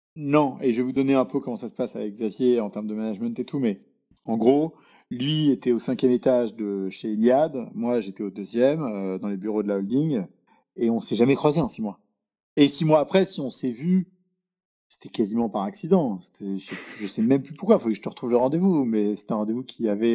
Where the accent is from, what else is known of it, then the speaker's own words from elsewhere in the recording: Paris, Île-de-France, France; moi, je suis né à Paris, euh, j'ai grandi à Paris, euh, je suis un Parisien pur souche